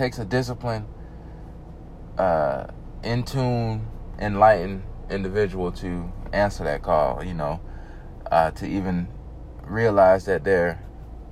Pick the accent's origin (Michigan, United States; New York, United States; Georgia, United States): Georgia, United States; the South; I'm from the South, as you can probably tell. I'm from the South. I'm down here in Georgia